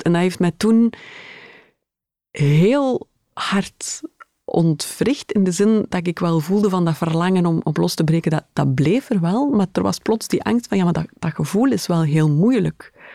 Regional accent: Schaffen, Flanders, Belgium; moved away; mijn ouders woonden nog altijd in, in het mooie Schaffen

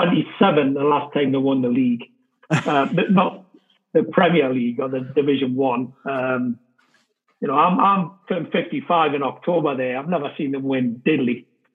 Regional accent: England, United Kingdom; now in United States; that wasn't necessarily the case for me growing up in England with the football.

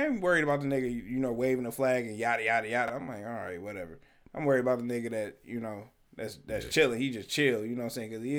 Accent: Detroit, Michigan, United States; I'm from the city. I'm from Detroit.

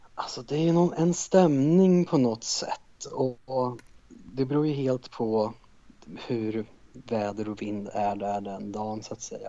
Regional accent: Karlskoga, Värmland, Sweden; moved away as an adult; now in Stockholm, Sweden; Ursprungligen kommer jag från en liten stad i Värmland som heter Karlskoga

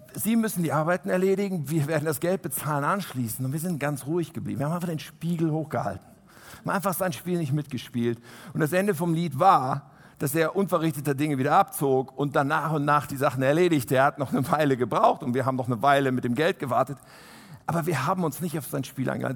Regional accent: Germany; wir als Deutsche

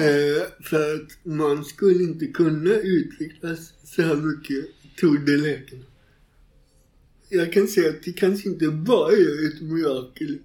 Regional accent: Gothenburg, Västra Götaland, Sweden; Jag växte upp i Göteborg

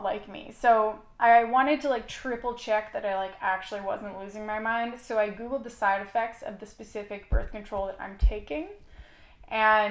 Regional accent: Canada; I am Canadian, and I am currently in the United States

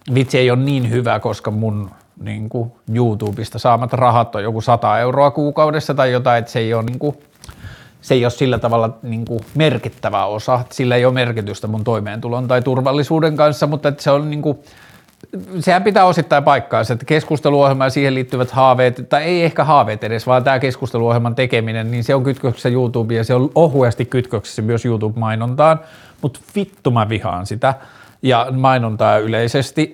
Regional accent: Tornio, Lapland, Finland; mä oon lapsena, kun mä oon kasvanut Torniossa

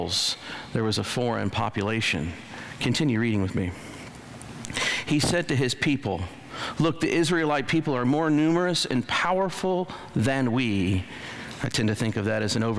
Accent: Illinois, United States; moved away; I'm from Illinois

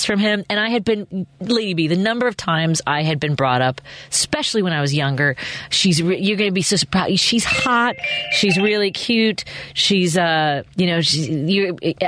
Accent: Chicago, Illinois, United States; I was from Chicago

